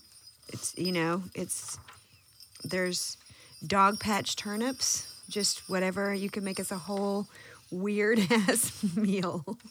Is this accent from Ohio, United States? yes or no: no; Boiling Springs, South Carolina, United States; Boiling Springs, South Carolina. Yeah. Now my family moved to 96 South Carolina.